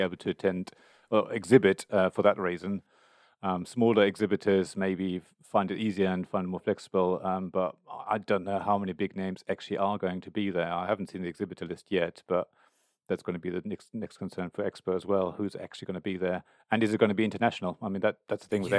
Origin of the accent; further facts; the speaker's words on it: Germany; now in United Kingdom; I come from Germany originally